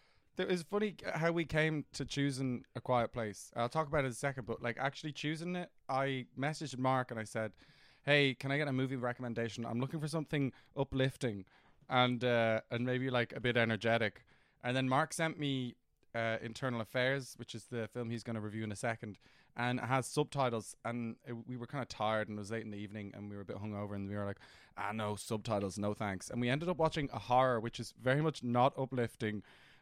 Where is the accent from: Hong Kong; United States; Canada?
Hong Kong; Yes, no, I went to an international school in Hong Kong. But yes, no, I grew up in Hong Kong.